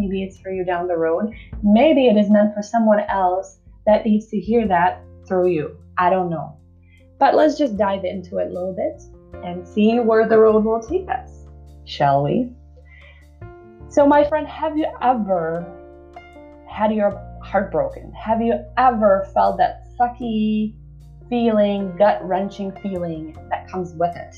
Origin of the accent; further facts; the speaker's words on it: Czechia; I'm from the Czech Republic.